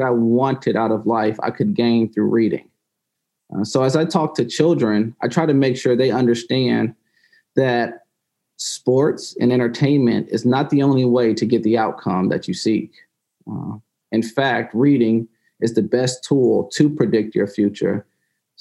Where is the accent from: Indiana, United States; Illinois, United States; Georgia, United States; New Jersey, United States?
Georgia, United States; Valdosta; As a child growing up in Valdosta, Georgia